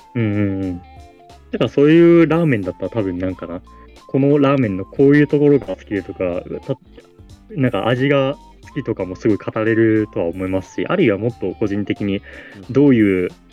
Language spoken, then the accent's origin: Japanese; Fukuoka, Japan; born or raised there